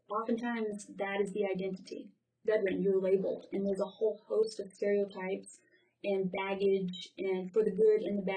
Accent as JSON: {"language": "English", "region": "the South", "country": "United States", "said": "possibly because I'm from the South too, and the military is has is very respected where I'm from."}